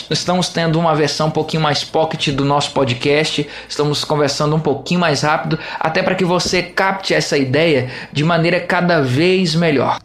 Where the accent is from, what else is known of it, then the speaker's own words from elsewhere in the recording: Juiz de Fora, Minas Gerais, Brazil; moved away; a minha cidade natal, a todos aqueles que me escutam lá em Juiz de Fora, Minas Gerais.